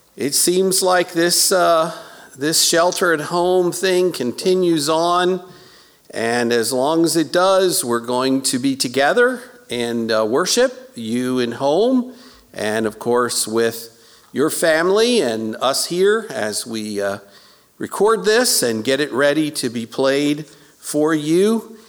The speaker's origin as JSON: {"language": "English", "town": "Baltimore", "region": "Maryland", "country": "United States", "tie": "born or raised there", "said": "I was born in South Baltimore at uh, South Baltimore General Hospital"}